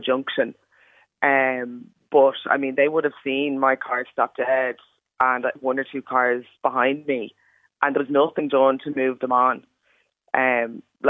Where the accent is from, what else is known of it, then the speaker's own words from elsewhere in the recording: Ireland; I'm fully Irish, but, you know, I've got brown skin.